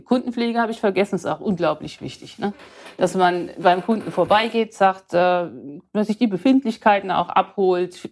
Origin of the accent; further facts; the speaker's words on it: Odenwald, Hesse, Germany; ich komme aus dem Odenwald